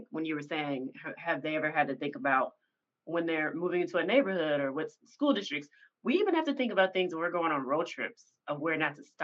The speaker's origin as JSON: {"language": "English", "region": "Tennessee", "country": "United States", "said": "Like I like I'm from Tennessee, right?"}